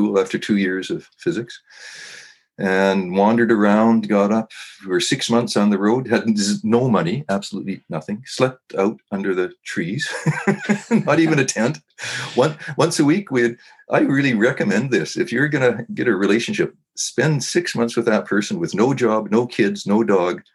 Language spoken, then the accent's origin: English; Kamloops, British Columbia, Canada; also born or lived in Chase, British Columbia / Salmon Arm, British Columbia; I grew up at Kamloops, British Columbia. That's Western Canada